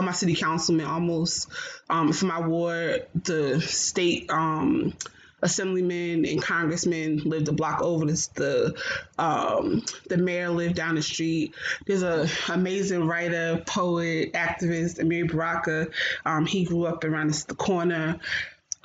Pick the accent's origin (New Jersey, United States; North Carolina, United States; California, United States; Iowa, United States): New Jersey, United States; Newark; I grew up born and raised in Newark, New Jersey